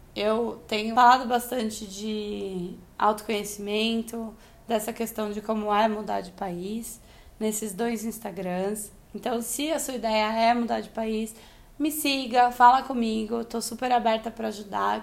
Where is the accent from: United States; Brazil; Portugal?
Brazil; moved away as an adult; also born or lived in São Paulo / Australia; eu sou brasileira pra caramba